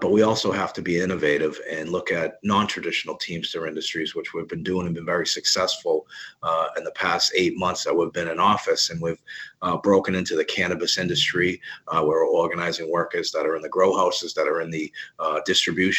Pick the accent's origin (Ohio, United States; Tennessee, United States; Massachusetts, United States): Massachusetts, United States; Boston; being a Bostonian and coming from Boston